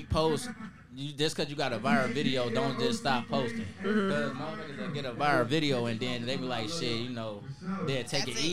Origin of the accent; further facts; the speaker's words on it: South Bend, Indiana, United States; also born or lived in Atlanta, Georgia; I'm from South Bend, Indiana.